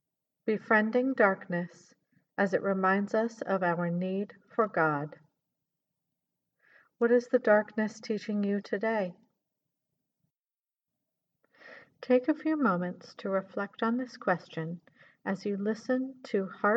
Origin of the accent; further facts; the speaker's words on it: Arkansas, United States; moved away; also born or lived in Baltimore; growing up in Arkansas.